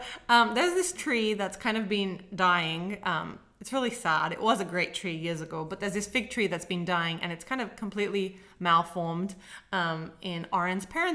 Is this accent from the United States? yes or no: no; Sydney, New South Wales, Australia; I was born in Sydney, Australia